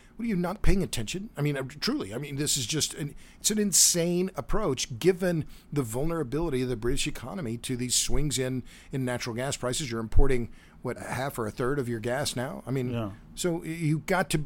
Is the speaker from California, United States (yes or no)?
no; Oklahoma, United States; now in Texas, United States; I live in Texas. I'm from Oklahoma